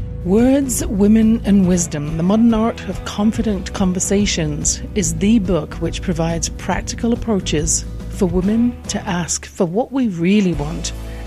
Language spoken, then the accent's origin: English; England, United Kingdom; born or raised there